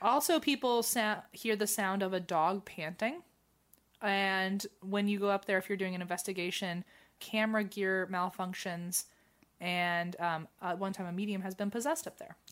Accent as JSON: {"language": "English", "country": "United States", "said": "as an American"}